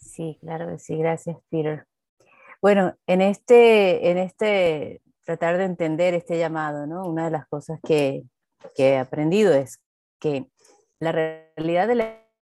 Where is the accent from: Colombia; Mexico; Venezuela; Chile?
Venezuela